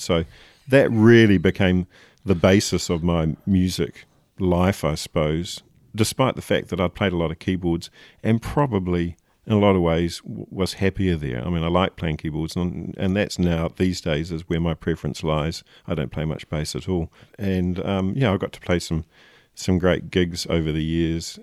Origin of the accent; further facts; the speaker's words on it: Nelson, New Zealand; growing up in Nelson